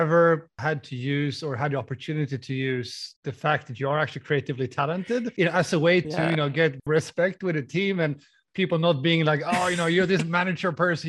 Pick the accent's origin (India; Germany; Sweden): Sweden; I'm in Vilnius right now, where we are expanding our team quite a bit. So I'm not in my home country, Sweden